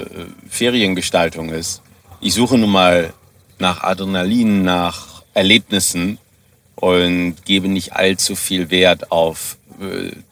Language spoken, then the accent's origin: German; Germany; now in South Africa; wenn ich in meiner Heimatstadt in Deutschland äh, wohnen geblieben wäre